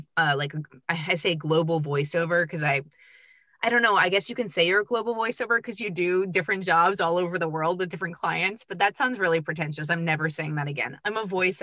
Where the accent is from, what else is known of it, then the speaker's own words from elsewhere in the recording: Charlottesville, Virginia, United States; moved away as an adult; also born or lived in New York / Los Angeles; now in Atlanta, United States; I grew up in Charlottesville, Virginia.